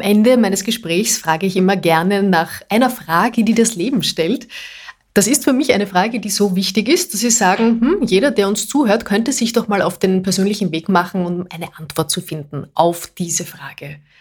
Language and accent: German; Austria; bei uns in Österreich